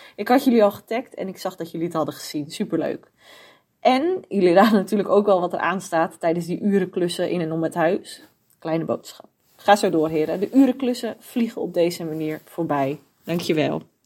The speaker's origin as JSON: {"language": "Dutch", "region": "North Holland", "country": "Netherlands", "moved": "as an adult", "said": "We komen eigenlijk uit Noord-Holland en daar was het gewoon niet te betalen."}